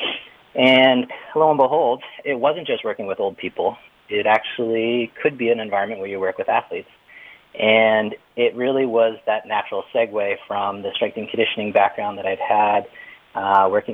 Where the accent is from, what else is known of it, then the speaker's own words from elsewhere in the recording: Boston, Massachusetts, United States; I'm from Boston